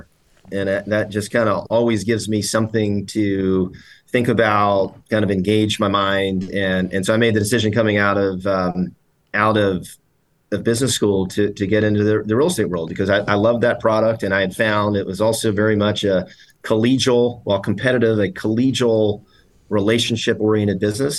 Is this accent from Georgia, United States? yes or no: yes; Atlanta, Georgia, United States; moved away as an adult; also born or lived in Washington, D.C.; I grew up in Atlanta, which is a pretty heavy real estate town